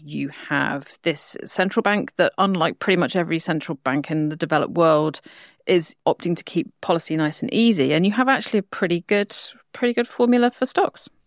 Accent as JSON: {"language": "English", "country": "United Kingdom", "said": "I'm a Brit"}